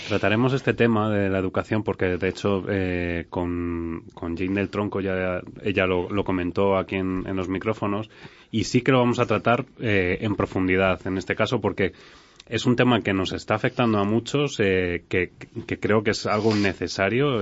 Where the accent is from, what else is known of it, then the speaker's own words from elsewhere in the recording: Spain; nosotros tenemos otras mejoras o otras cosas que hacemos muy bien, como españoles